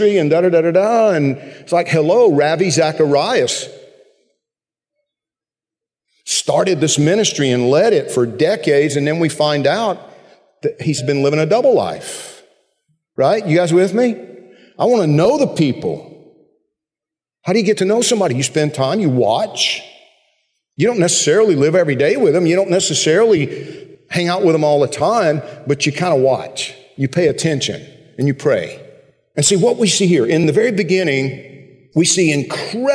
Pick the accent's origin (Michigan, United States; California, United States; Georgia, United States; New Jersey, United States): Georgia, United States; When I was growing up in Georgia